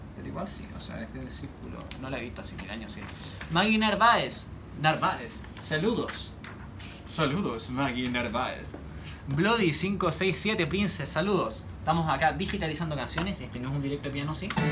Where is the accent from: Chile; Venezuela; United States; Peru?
Chile; yo soy chileno, como las subalpillas, como la empanada